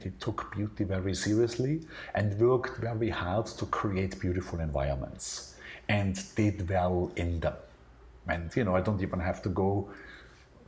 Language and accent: English; Austria; born or raised there; moved away as an adult; now in New York, United States